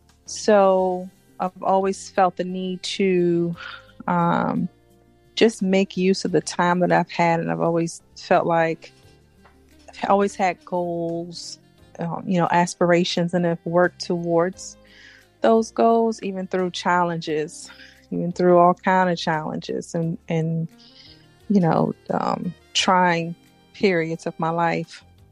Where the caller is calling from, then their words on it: Florida, United States; I'm calling from South Florida.